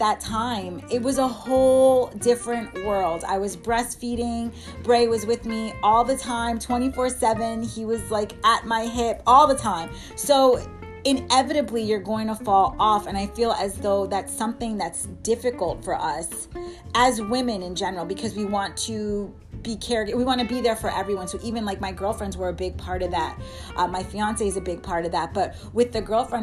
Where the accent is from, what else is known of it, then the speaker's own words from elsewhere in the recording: New York, United States; moved away as an adult; also born or lived in Miami; I went to school in Miami, so I'm from New York